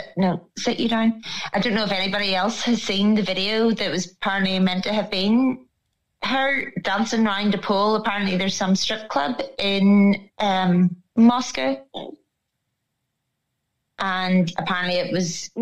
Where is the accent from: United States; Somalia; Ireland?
Ireland; I'm Irish